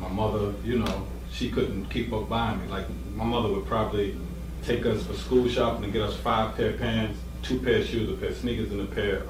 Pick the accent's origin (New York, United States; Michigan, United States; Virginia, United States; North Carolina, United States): New York, United States; Yonkers; Well, coming out of Yonkers, I would have to say Trey Harris